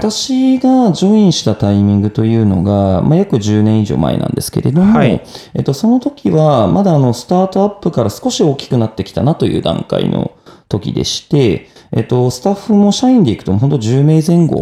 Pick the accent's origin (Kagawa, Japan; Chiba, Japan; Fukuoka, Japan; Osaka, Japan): Chiba, Japan; Minamiboso; 一番本当に千葉県の下のところにある南房総市の白浜町っていうところ出身になってます